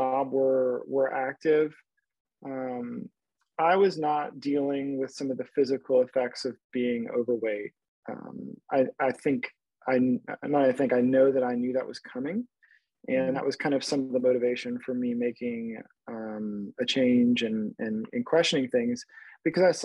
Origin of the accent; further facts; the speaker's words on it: South Louisiana, United States; I am from South Louisiana, great place to grow up